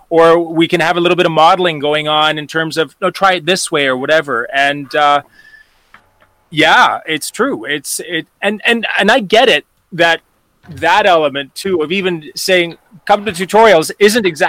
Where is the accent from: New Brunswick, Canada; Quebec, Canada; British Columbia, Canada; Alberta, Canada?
British Columbia, Canada; Vancouver Island; now in Calgary, Canada; I grew up on Vancouver Island, actually, so out on the West Coast